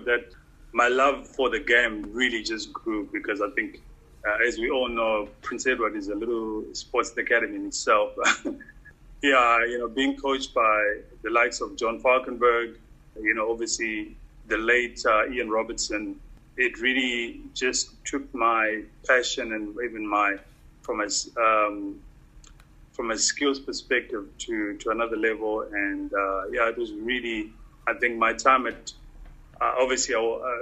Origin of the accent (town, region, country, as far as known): Masvingo, Zimbabwe; born or raised there; English is a second language; moved away as an adult; also born or lived in Harare, Zimbabwe; now in South Africa